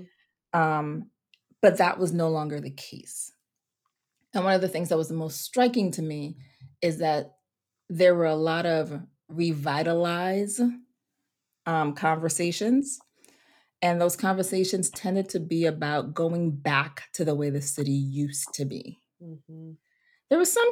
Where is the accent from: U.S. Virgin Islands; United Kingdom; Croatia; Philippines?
U.S. Virgin Islands; St. Croix; I was also raised on an island. I'm from the St. Croix, U.S. Virgin Islands. So the culture is different.